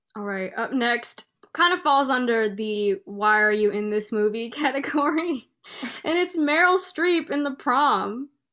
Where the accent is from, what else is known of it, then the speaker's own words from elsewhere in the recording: Bay Area, California, United States; born and raised in the Bay Area